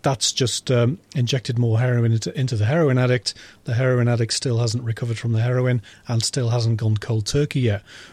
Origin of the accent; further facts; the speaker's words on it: Yorkshire and the Humber, United Kingdom; I'm from Yorkshire, so from a village in Yorkshire.